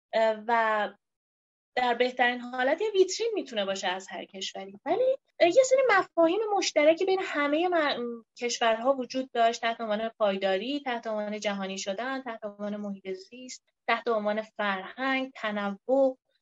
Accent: Iran; به عنوان یه ایرانی

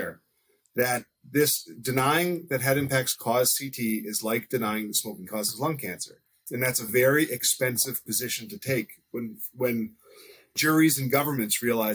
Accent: United States; as an American

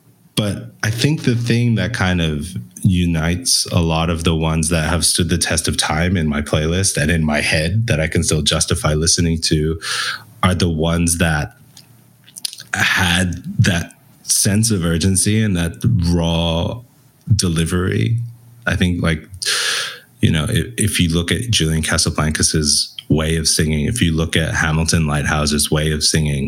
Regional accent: Belgium; accent: international; we grew up in Belgium, hence my weird international accent.

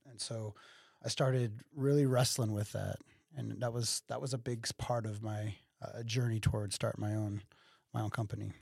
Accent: Waterloo, Illinois, United States; also born or lived in Collinsville, Illinois / Columbia, Illinois; I'm from Waterloo, uh, born and raised here, uh, in, in this area.

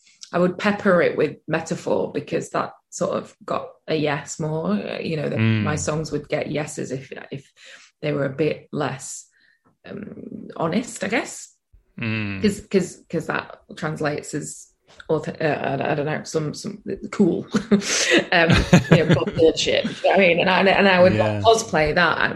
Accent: the north of England, United Kingdom; being from the north, being in a band with lads

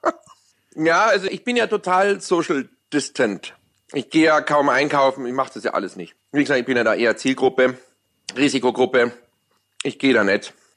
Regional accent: Munich, Bavaria, Germany; accent: Bavarian; fühle ich mich ja wirklich als Bayer und auch als Münchner

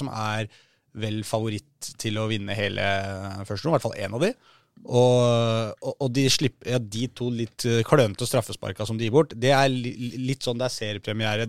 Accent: Oslo, Norway; som nordmenn og som eh, folk fra Oslo

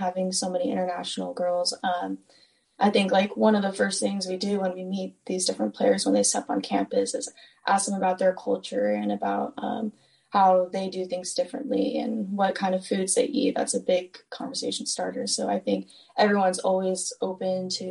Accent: Stafford, Virginia, United States; moved away; I'm from Stafford, Virginia. It's pretty close to DC

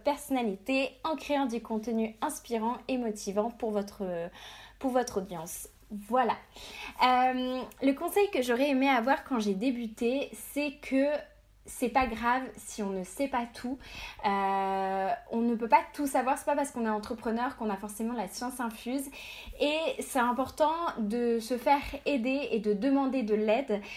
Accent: Brittany, France; je suis bretonne

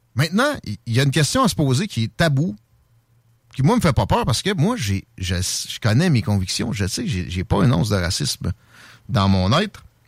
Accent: Canada; je suis un Canadien français

